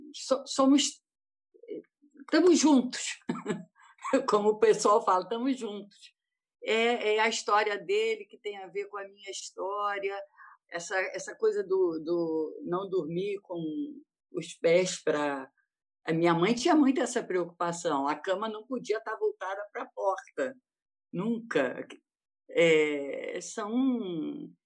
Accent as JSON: {"language": "Portuguese", "country": "Brazil", "said": "eu, como judia, eu falo assim: gente, eu estou em casa, eu sou brasileira"}